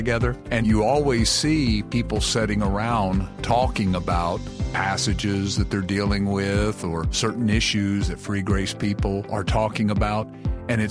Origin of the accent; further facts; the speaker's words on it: South Carolina, United States; I'm from South Carolina, and we say y'all